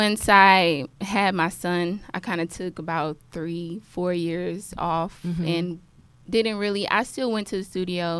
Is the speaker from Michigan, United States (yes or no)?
no; Galveston, Texas, United States; I'm from Galveston Island originally.